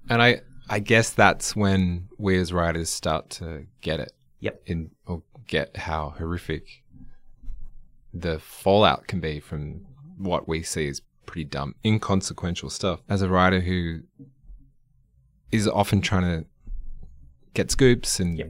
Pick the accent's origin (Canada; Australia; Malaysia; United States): Australia; an Australian music fan